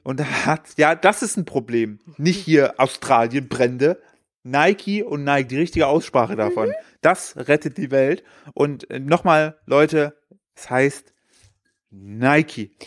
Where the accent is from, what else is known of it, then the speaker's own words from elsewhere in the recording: East Germany, Germany; ich bin ja, ich bin ja im Osten aufgewachsen